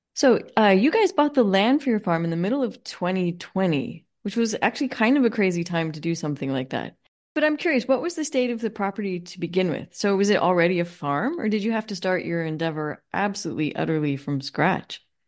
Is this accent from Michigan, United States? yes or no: no; Los Angeles, California, United States; I grew up in Los Angeles